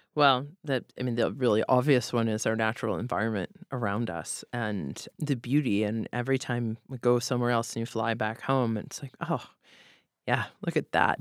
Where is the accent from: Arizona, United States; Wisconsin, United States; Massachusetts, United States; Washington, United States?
Massachusetts, United States; Boston; also born or lived in Philadelphia; now in Seattle, United States; I was raised in Boston